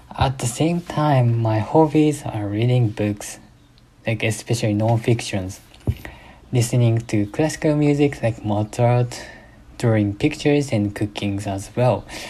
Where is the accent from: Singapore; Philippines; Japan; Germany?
Japan; English is a second language; moved away as an adult; now in United States; I was born in Japan and have been have been raised in Japan until 2 years after graduating from my high school.